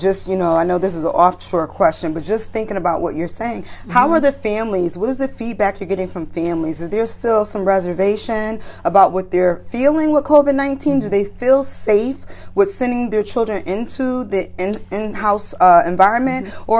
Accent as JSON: {"language": "English", "town": "Bridgeport", "region": "Connecticut", "country": "United States", "said": "Yeah, if you didn't know, I hail from Bridgeport, Connecticut. And yes, black and brown people, we do live in Connecticut."}